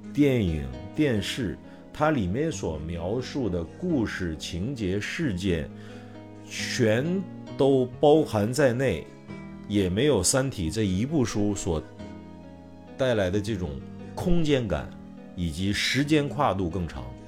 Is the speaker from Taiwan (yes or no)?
no; China; 我们中国人